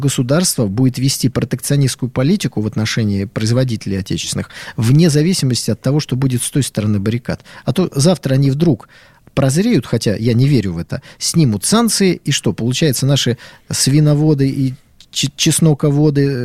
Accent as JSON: {"language": "Russian", "region": "Saint Petersburg", "country": "Russia", "said": "Я, как питерец, знаете, могу долю раздора в этот разговор внести."}